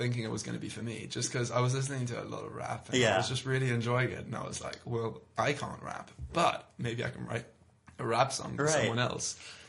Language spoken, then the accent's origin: English; London, United Kingdom; I'm London. I'm from London. I've lived here pretty much all my life.